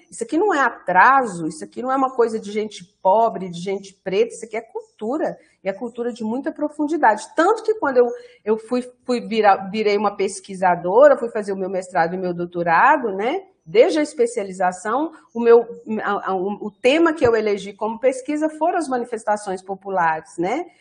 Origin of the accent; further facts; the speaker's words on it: Baldim, Minas Gerais, Brazil; moved away; also born or lived in Lisbon; eu fui para minha cidade natal, que é Baldim, né? É uma cidade é, é, aqui na região metropolitana de Belo Horizonte